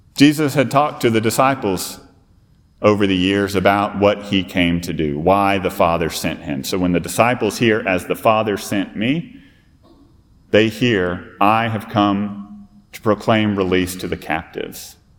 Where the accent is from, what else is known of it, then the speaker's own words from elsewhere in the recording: Fort Worth, Texas, United States; now in South Carolina, United States; I'm actually a Fort Worth native